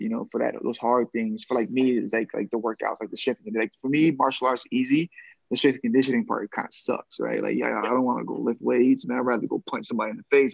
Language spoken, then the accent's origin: English; Boston, Massachusetts, United States; my hometown in Boston